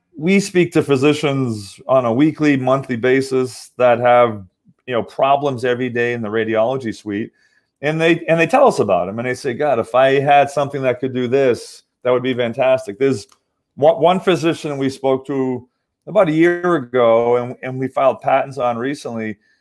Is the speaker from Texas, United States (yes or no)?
no; Massachusetts, United States; also born or lived in Southern California; now in Orange County, California, United States; I'm actually from Massachusetts, but I live in Southern California